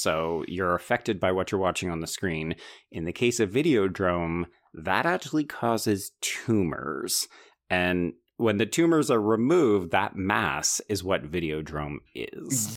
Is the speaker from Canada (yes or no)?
yes; Canada; growing up Canadian